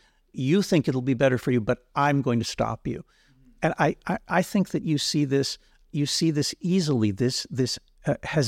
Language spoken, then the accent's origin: English; Israel; I'm from Israel. I'm going in a few weeks to India. In places like India and Israel, the word nationalism is a positive word.